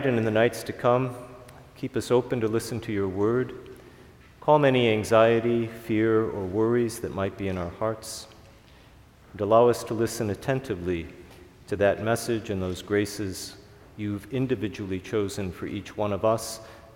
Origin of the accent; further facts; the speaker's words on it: Chicago, Illinois, United States; growing up in Chicago